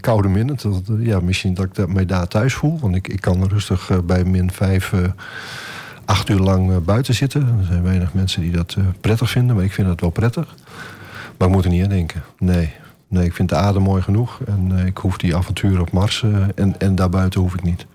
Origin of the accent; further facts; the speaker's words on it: Groningen, Netherlands; now in Almelo, Netherlands; Ik ben geboren in Groningen eh, op een boerderij